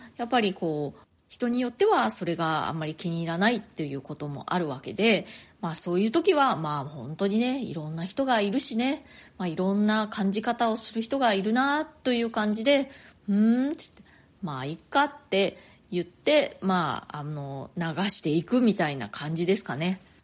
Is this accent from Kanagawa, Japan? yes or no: no; Nagasaki, Japan; also born or lived in Chiba / Tokyo; now in New York, United States; 私ね、あの、長崎で生まれて、でまあ、あの育ったのはね長崎